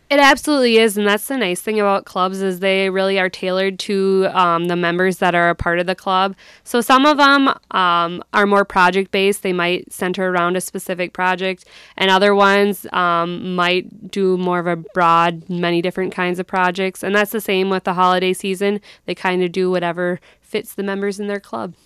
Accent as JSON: {"language": "English", "town": "Sleepy Eye", "region": "Minnesota", "country": "United States", "tie": "born or raised there", "also_born_or_lived": "North Dakota", "moved": "as an adult", "said": "I grew up in Sleepyeye, Minnesota"}